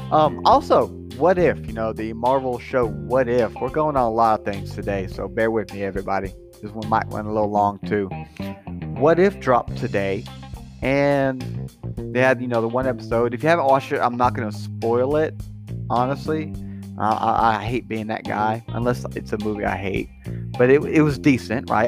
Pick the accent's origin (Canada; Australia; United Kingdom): United Kingdom; Scotland; I'm Scottish